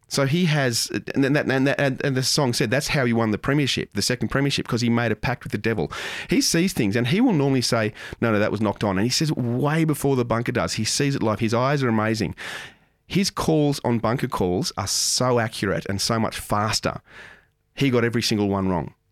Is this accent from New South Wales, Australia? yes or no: yes; Moss Vale, New South Wales, Australia; I grew up in Moss Vale and I played all sorts of sports down in Wollongong.